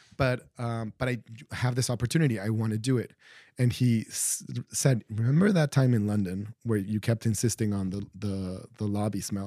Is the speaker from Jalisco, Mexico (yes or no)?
no; Mexico City, Mexico; I grew up in Mexico City and going on weekends to the historic center